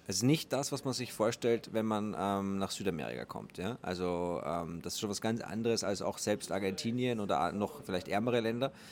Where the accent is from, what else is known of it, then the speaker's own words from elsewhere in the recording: Austria; Servus Manu … ich komme auch ursprünglich aus Österreich, wohne dort immer noch.